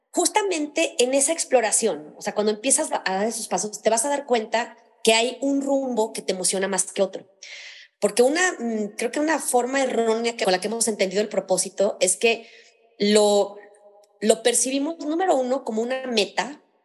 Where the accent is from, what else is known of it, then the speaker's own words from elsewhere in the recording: León, Guanajuato, Mexico; moved away as an adult; now in Mexico City, Mexico; yo soy originaria de una parte de México que se llama León, Guanajuato, está en el centro del país. Entonces, eh, viví ahí toda mi vida, hasta hace 20 años me vine a vivir a Ciudad de México